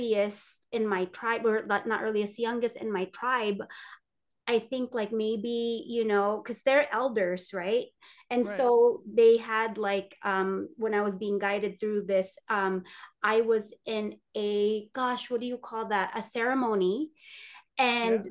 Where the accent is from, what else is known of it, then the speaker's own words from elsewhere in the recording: Philippines; I'm Filipino